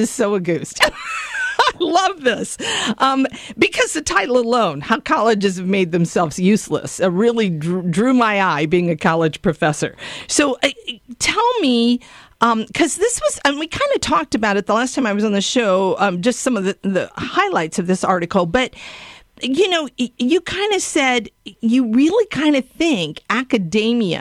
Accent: Ohio, United States; I'm from Ohio

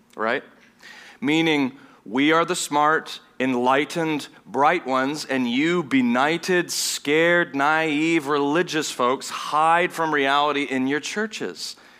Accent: Vienna, Austria; moved away; also born or lived in Southern United States; I grew up in, in Vienna, Austria, which is a German-speaking nation

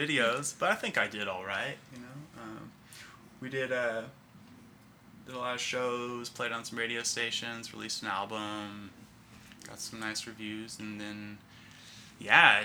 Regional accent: Bellingham, Washington, United States; moved away as an adult; also born or lived in Ashland, Oregon / New Zealand; now in Portland, United States; I grew up in Bellingham, and grew up seeing shows there

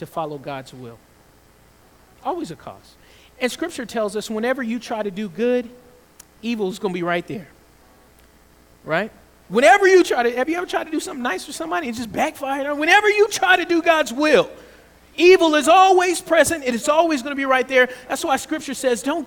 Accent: Georgia, United States; I grew up in the South, in Georgia

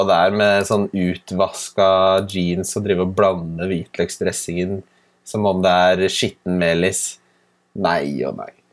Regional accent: Ski, Akershus, Norway; da jeg vokste opp i Ski

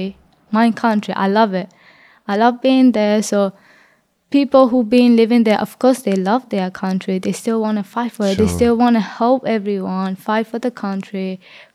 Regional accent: Myanmar; now in Australia; They say you came from border, even though I was born in Burma

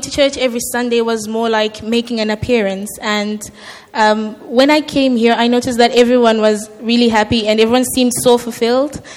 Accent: Zimbabwe; moved away as an adult; I was born and raised a Christian in Zimbabwe

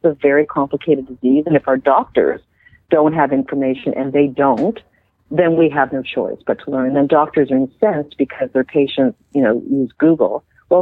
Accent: Canada; I'm just a Canadian

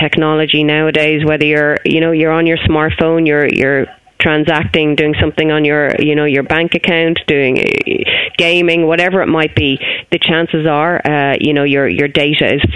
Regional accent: Ireland

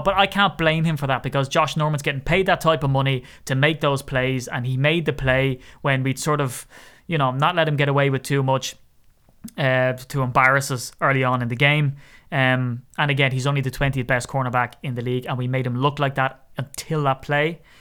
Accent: Ireland; accent: Irish; my Irish accent

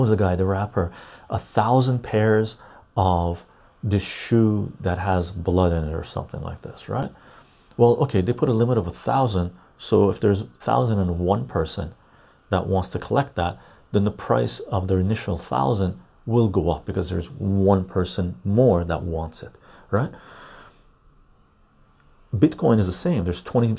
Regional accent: Vancouver, British Columbia, Canada; I grew up in Vancouver

